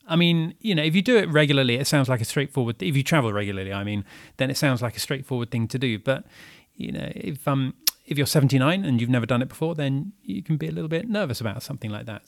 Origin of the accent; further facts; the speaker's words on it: United Kingdom; moved away as an adult; now in Paris, France; I'm British and living here and I've been living here just for this year